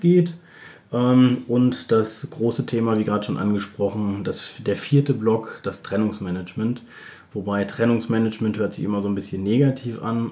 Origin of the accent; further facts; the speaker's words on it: Bielefeld, North Rhine-Westphalia, Germany; Ich komme aus Bielefeld